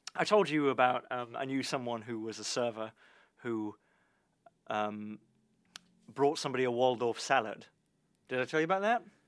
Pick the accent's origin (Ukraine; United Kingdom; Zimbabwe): United Kingdom; as a British person